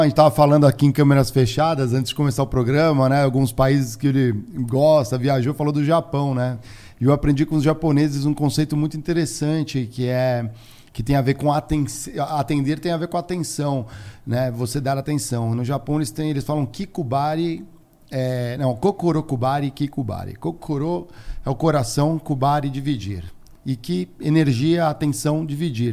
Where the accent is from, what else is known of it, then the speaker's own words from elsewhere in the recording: São Paulo, Brazil; eu cresci, a minha juventude aqui em São Paulo foi bem, bem próximo de Congonhas